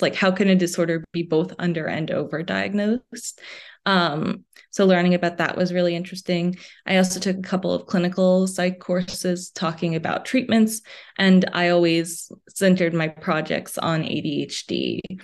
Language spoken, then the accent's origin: English; United States; also born or lived in New York City, New York / New Jersey / Midwest; being originally from New York City and then moving to New Jersey. So, I say that I'm from the tri-state area.